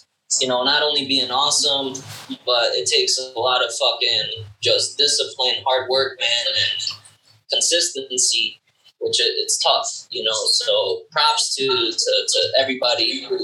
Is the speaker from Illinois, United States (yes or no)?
yes; Chicago, Illinois, United States; I grew up on the South Side